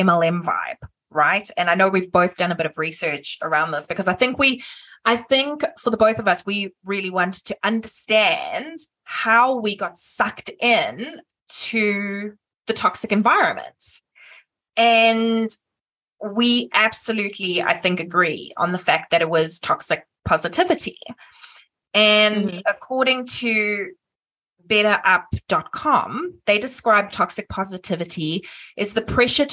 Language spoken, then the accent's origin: English; South Africa; I'm South African